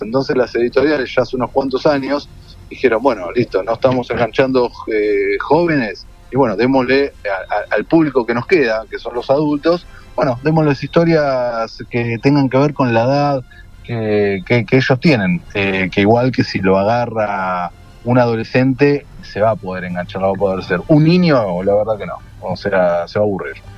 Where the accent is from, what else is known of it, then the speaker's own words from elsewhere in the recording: Argentina; nosotros como argentinos